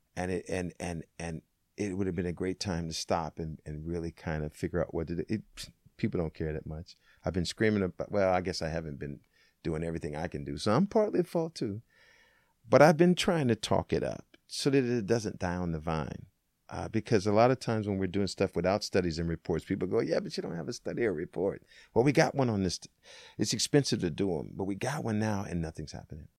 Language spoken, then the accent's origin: English; Tacoma, Washington, United States; also born or lived in Seattle, Washington; I was born in Tacoma, Washington